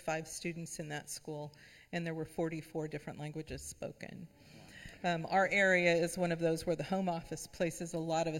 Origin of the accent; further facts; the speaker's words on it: Oregon, United States; moved away; also born or lived in Arizona / East Tennessee / Southwest Virginia; I'm from Oregon